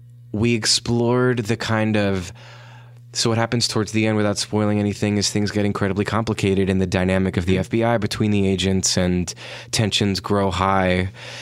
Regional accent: Brooklyn, New York, United States; born there; making fun of me about something that it doesn't seem like I was born in Brooklyn.

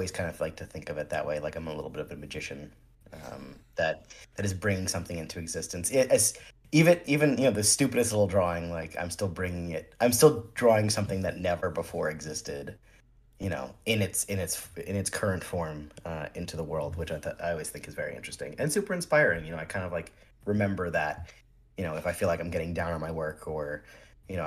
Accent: central New Jersey, United States; also born or lived in New York; I was born in Jersey City, and I was raised in central Jersey in a sort of smaller town.

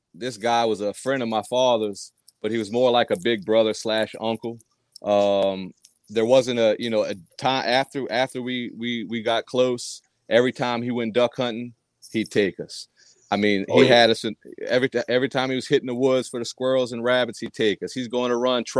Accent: New Orleans, Louisiana, United States; also born or lived in Providence, Rhode Island; But we moved to Louisiana when I was 9.

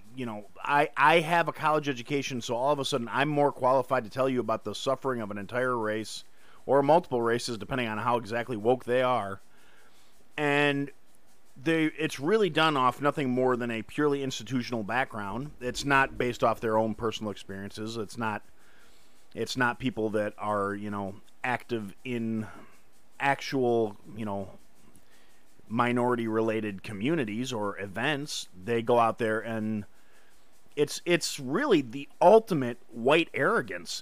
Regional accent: Kenosha, Wisconsin, United States; in Kenosha, my hometown.

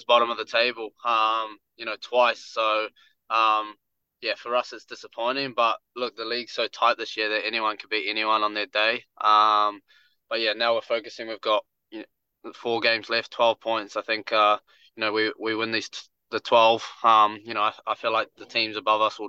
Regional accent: Wellington, New Zealand; I love playing in Wellington. It's my hometown.

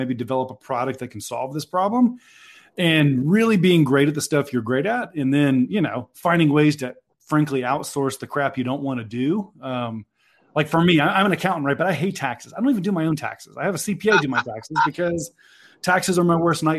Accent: Georgia, United States; I'm here from Georgia, studied accounting at the University

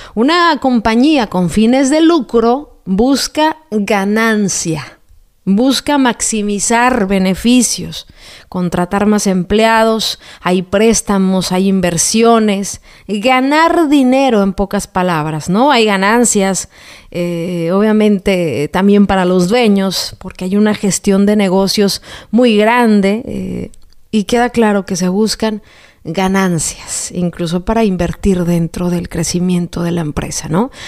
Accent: Jalisco, Mexico; moved away; Anduve en, mi tierra, Jalisco

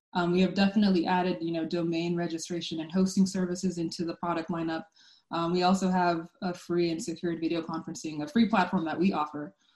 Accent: Sacramento, California, United States; I'm from Sacramento

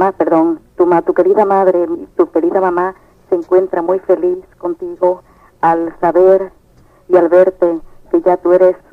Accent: Puerto Rico; yo soy puertorriqueña

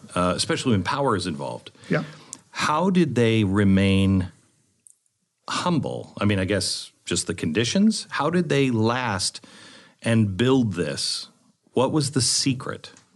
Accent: West Coast, United States; now in Texas, United States; I grew up on the West Coast where you have rocks

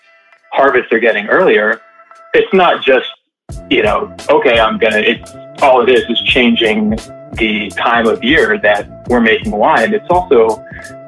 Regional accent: New York, United States; also born or lived in California; I grew up in New York, and I just like was never quite ready to leave New York

